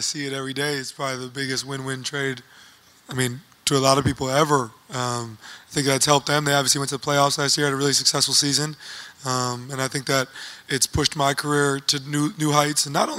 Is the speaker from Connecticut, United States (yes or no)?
no; Oshkosh, Wisconsin, United States; I'm a kid from Oshkosh, Wisconsin that has the opportunity to do what I can.